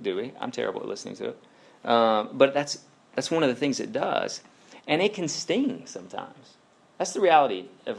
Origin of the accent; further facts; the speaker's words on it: Alabama, United States; I'm from Alabama